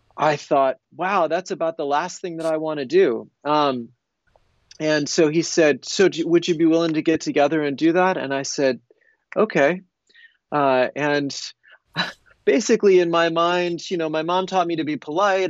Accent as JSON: {"language": "English", "country": "United States", "tie": "born or raised there", "said": "I grew up in the United States"}